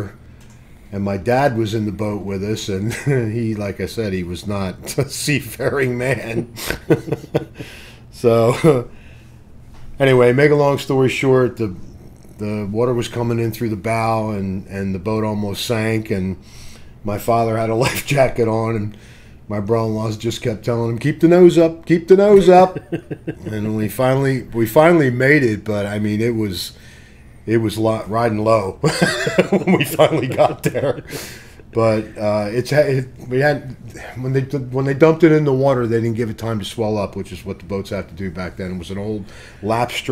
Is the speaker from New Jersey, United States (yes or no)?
yes; Bordentown, New Jersey, United States; also born or lived in Trenton, New Jersey; I was born in Trenton, grew up in Bordentown